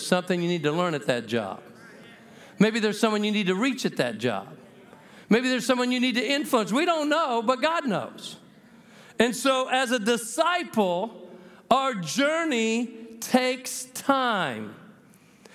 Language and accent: English; New Mexico, United States; I'm from the People's Republic of New Mexico.